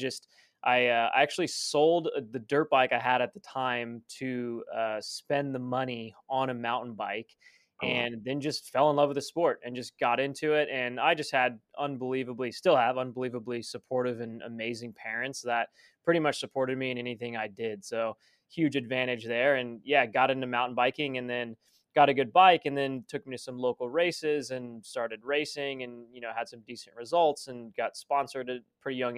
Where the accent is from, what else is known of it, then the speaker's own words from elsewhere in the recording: Southern California, United States; I grew up in Southern California